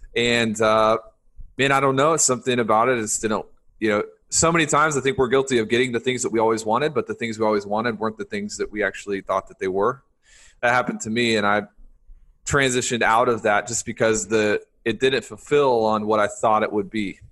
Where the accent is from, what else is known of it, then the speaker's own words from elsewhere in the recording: the South, United States; I grew up in the South